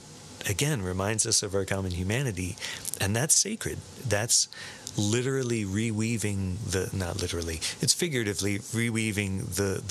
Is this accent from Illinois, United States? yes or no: no; Sarasota, Florida, United States; I grew up in Sarasota, Florida